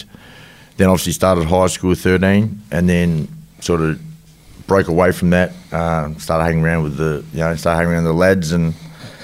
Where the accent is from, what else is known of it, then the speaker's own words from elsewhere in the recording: Melbourne, Victoria, Australia; I grew up in the western suburbs of Melbourne in a place called Newport